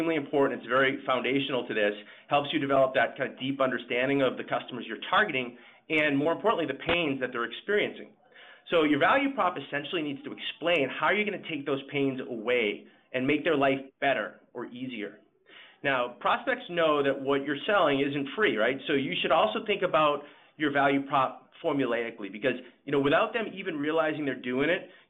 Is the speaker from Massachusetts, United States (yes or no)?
yes; Boston, Massachusetts, United States; I'm from Boston and I tend to speak fast